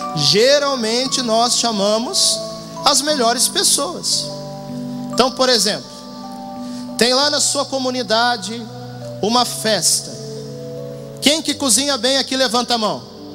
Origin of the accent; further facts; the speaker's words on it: Porto Alegre, Rio Grande do Sul, Brazil; moved away as an adult; now in Cuiabá, Brazil; Eu sou natural da cidade de Porto Alegre, no Rio Grande do Sul.